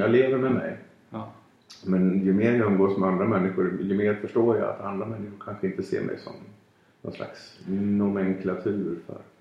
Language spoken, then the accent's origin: Swedish; Falun, Dalarna County, Sweden; min barndom 1974 i Falun